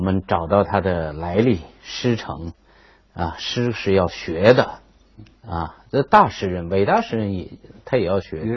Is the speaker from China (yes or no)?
yes; China; 身为一个中国人